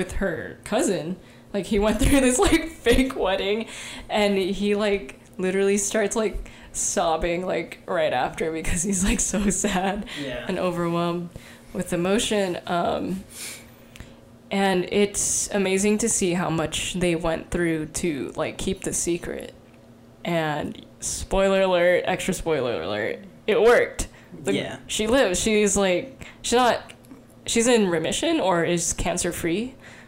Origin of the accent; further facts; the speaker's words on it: United States; we grew up in America